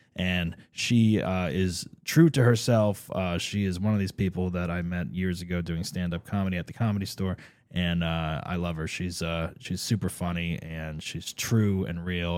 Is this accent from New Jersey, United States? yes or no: yes; New Jersey, United States; I'm from New Jersey originally.